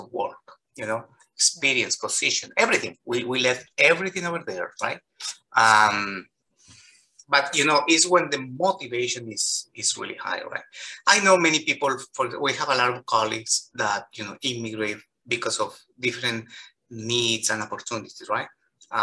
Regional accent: Colombia; English is a second language; moved away as an adult; now in Chicago, United States; I've lived more in the United States professionally than in Colombia. I've been practicing for 16 years in Colombia

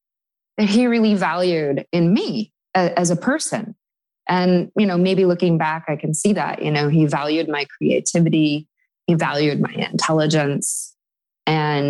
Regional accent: Madison, Wisconsin, United States; moved away as an adult; now in New York City, United States; I was making a living in my hometown in Madison, Wisconsin as a professional musician

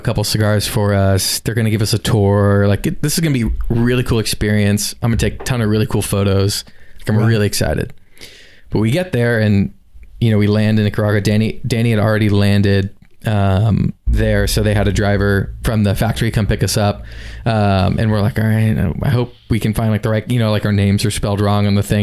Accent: South Florida, United States; I'm born and raised in South Florida, but never really went all the way down to the Keys

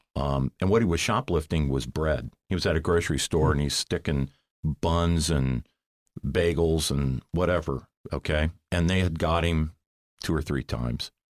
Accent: Cincinnati, Ohio, United States; now in Columbus, United States; I grew up in Cincinnati

